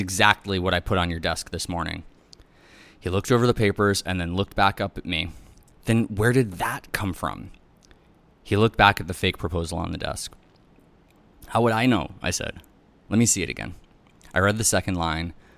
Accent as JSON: {"language": "English", "town": "New York City", "region": "New York", "country": "United States", "tie": "born or raised there", "also_born_or_lived": "Upper East Side, Manhattan", "said": "I was born on Irving Place and then moved uptown"}